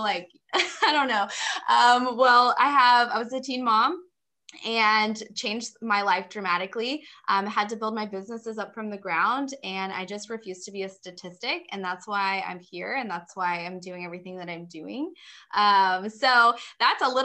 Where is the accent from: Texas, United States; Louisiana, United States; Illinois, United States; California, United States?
Texas, United States; Dallas; also born or lived in Fort Worth, Texas; I am from Texas. We actually lived in the Dallas area growing up, then moved to like Fort Worth